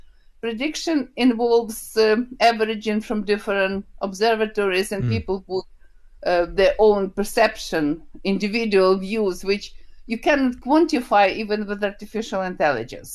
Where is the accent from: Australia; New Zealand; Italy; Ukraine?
Ukraine; English is a second language; moved away as an adult; also born or lived in Kyiv, Ukraine / Glasgow, United Kingdom; I was born in Ukraine. This is the country from the former Soviet Union, where it's a lot of events happening, where the war now with Russia. So I was born and graduated from Kyiv State University